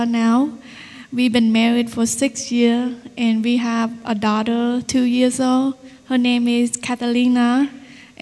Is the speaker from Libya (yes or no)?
no; Cambodia; first language Vietnamese; English is a second language; moved away; In Cambodia, we live with my uncle, my aunt, her husband, my niece, and my grandmother.